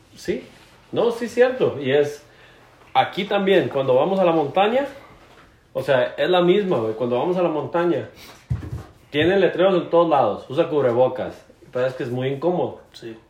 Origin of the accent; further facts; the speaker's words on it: Barra de Navidad, Jalisco, Mexico; moved away as an adult; also born or lived in Alberta, Canada; now in Jasper, Canada; soy originario de Barra de Navidad, Jalisco.